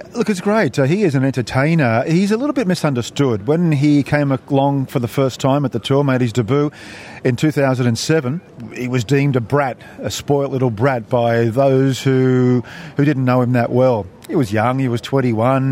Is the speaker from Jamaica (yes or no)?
no; Australia; we are Australians